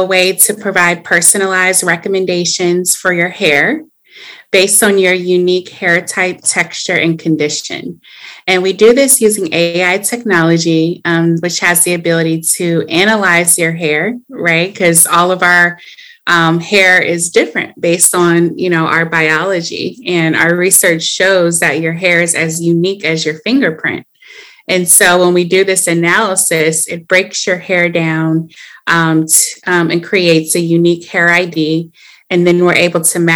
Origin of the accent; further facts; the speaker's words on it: Atlanta, Georgia, United States; now in Los Angeles, United States; I am from Atlanta